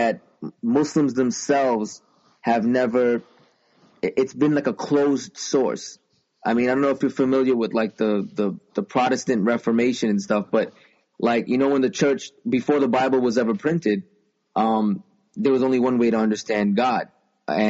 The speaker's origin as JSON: {"language": "English", "country": "United States", "also_born_or_lived": "New York", "said": "I'm an American. I'm proud to be an American"}